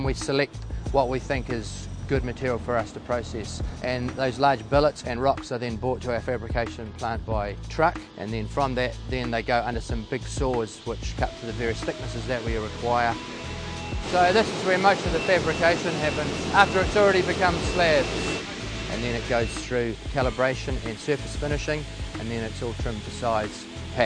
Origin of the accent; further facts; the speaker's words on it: Timaru, Canterbury, New Zealand; I'm from Timaru, born in Timaru